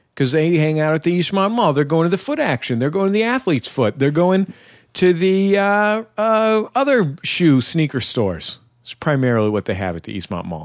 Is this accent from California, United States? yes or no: yes; San Francisco, California, United States; I'm from San Francisco. I'm not from Oakland